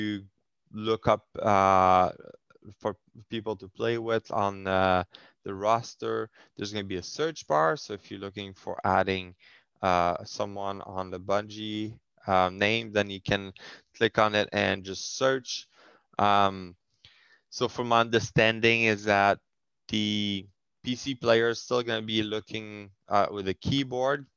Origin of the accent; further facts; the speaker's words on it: Canada; first language French; English is a second language; I'm French Canadian